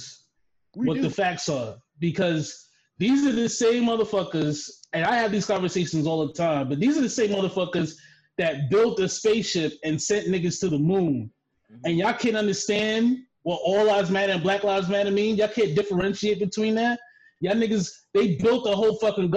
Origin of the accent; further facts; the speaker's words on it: New York City, New York, United States; moved away; I'm from the Bronx.